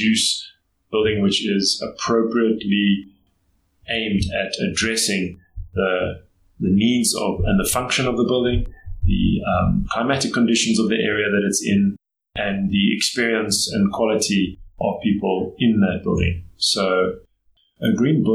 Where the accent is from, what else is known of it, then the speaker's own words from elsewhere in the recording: Johannesburg, Gauteng, South Africa; I grew up in Johannesburg. I'm one of the few people who's from Johannesburg and was actually born here and grew up here.